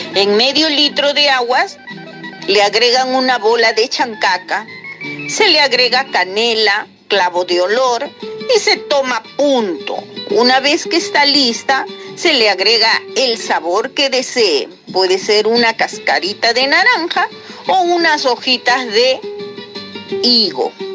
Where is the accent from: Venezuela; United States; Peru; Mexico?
Peru; Lima; de Lima